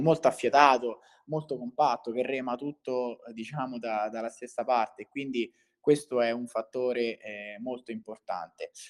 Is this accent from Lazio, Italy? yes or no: yes; Viterbo, Lazio, Italy; sono di Viterbo